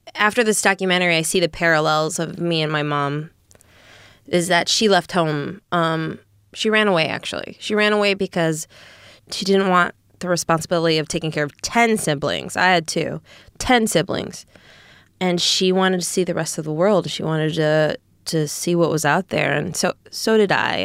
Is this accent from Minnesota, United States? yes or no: yes; Eagan, Minnesota, United States; I grew up in Eagan, Minnesota. which is a suburb of Saint Paul.